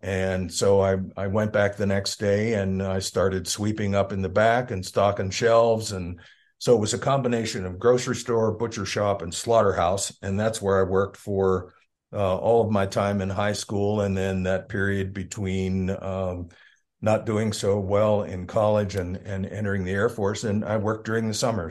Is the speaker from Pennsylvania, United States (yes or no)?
yes; York, Pennsylvania, United States; moved away as an adult; also born or lived in Bisbee, Arizona; now in Arizona, United States; we moved back to Pennsylvania when I was about six months old, and I grew up in southeastern Pennsylvania, a town called ah. York.